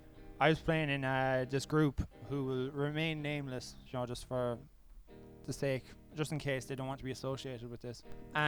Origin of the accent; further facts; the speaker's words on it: Tralee, Munster, Ireland; moved away as an adult; also born or lived in Cork, Ireland; now in Aalborg, Denmark; Anyway, I'm 24, and I'm from County Kerry, Tralee, and I used to be a musician too.